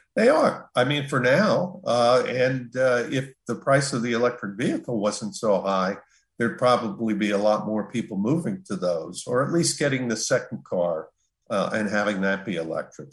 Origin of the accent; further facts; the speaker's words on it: Jersey Shore, New Jersey, United States; I come from the Jersey Shore